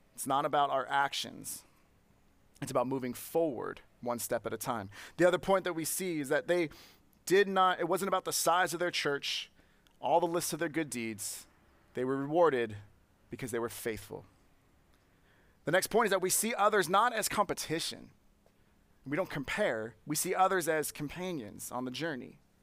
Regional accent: Santa Clara, California, United States; I grew up in Santa Clara

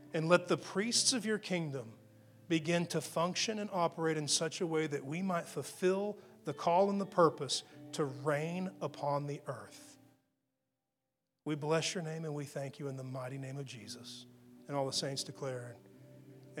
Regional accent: Texas, United States; accent: Texas tongue; I'm from Texas

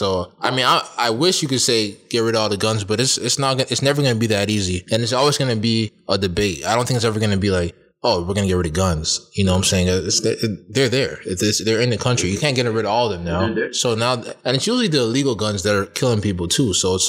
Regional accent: Toronto, Ontario, Canada; I am Canadian and I'm from Toronto

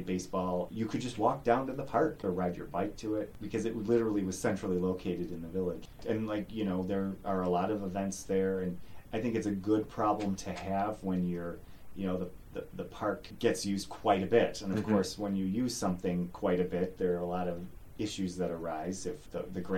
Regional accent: East Aurora, New York, United States; I grew up on Prospect, and we only had to cross one street, South Grove, to get to the park.

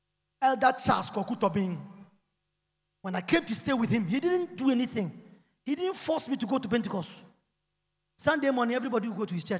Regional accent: Wassa, near Tarkwa, Western Region, Ghana; If you want to go to my hometown, you drive not less than 6 hours. You drive to Takwa the 3-4. You pass to Takwa. Then if you want to enter the village, Wasa Audia, where we all come from

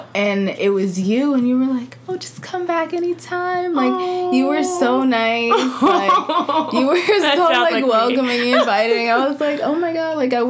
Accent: Teaneck, New Jersey, United States; I'm from Teaneck. I'm a student right now. I go to Bergen Community College.

